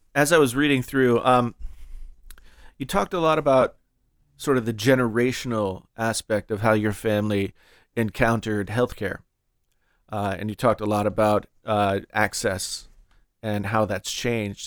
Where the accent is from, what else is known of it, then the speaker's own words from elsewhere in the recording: West Virginia, United States; I grew up in West Virginia